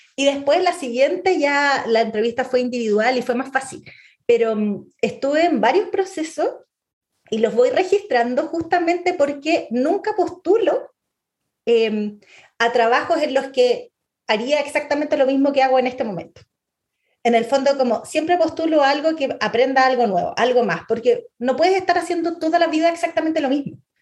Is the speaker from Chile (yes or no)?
yes; Santiago, Santiago Metropolitan Region, Chile; Chile ya no somos solo chilenos